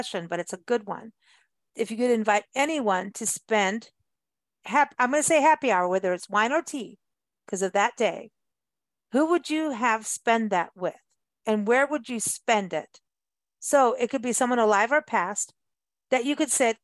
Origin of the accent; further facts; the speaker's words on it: South Africa; moved away; also born or lived in Kenya; growing up in South Africa